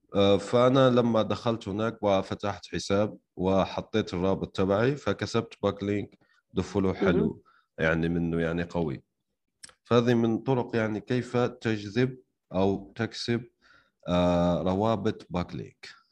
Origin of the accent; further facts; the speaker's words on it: Algeria; انا شخصيا يعني من الجزائر